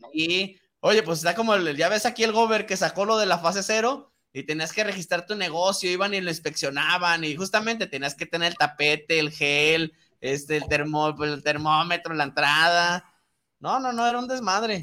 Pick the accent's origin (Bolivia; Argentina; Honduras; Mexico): Mexico; como mexicanos